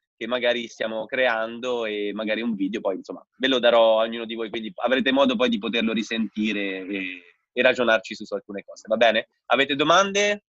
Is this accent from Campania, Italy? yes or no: no; Rome, Lazio, Italy; also born or lived in Bolzano; sono di Roma io